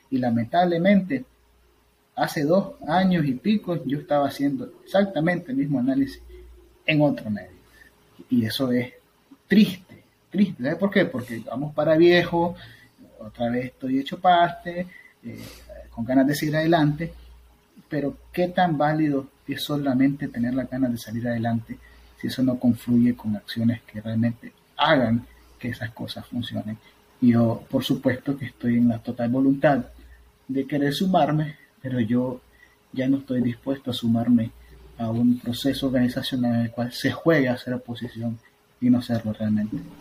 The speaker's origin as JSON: {"language": "Spanish", "country": "Nicaragua", "moved": "as an adult", "lives_now": "United States"}